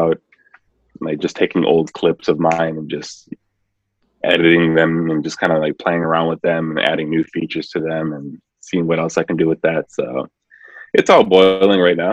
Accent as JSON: {"language": "English", "town": "Milwaukee", "region": "Wisconsin", "country": "United States", "tie": "born or raised there", "said": "growing up in Milwaukee, so it's just like Milwaukee itself is kind of segregated"}